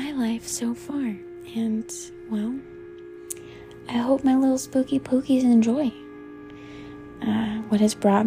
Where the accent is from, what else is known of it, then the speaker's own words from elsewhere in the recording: Colorado Springs, Colorado, United States; I grew up in South Colorado Springs, Colorado